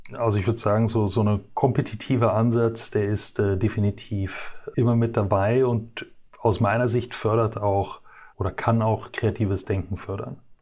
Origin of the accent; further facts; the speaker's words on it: Brussels, Brussels-Capital Region, Belgium; moved away as an adult; ich bin äh, geboren und äh, aufgewachsen in Brüssel in äh, Belgien